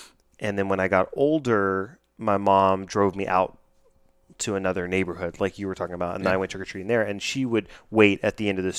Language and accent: English; United Kingdom; accent: British; It was probably my great British accent.